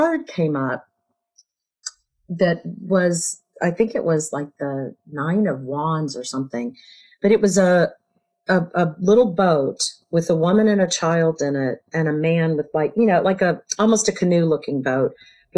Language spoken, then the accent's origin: English; United States; growing up in America